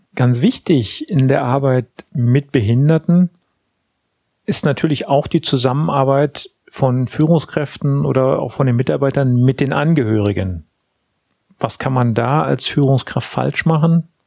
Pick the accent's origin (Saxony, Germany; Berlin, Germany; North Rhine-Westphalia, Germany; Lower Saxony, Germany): Berlin, Germany; moved away; meine alte Heimatstadt nach Berlin